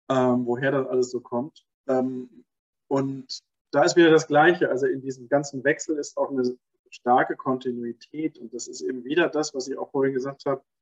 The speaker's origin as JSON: {"language": "German", "town": "Stuttgart", "region": "Baden-Württemberg", "country": "Germany", "tie": "born or raised there", "said": "Und in der Zeit in Stuttgart, wo ich aufgewachsen bin, gab es da nicht viele äh, Mütter, die dann alleine waren und arbeiten gegangen sind."}